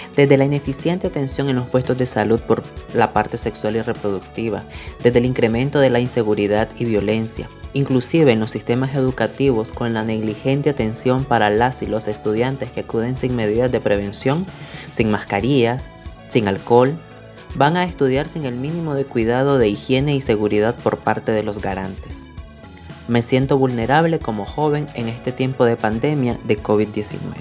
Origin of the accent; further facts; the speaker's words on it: Bolivia; soy del país de Bolivia